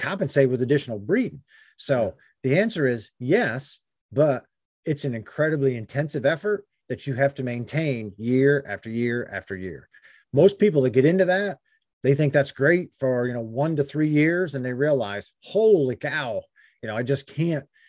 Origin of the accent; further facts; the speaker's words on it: Pennsylvania, United States; when I was a kid growing up in Pennsylvania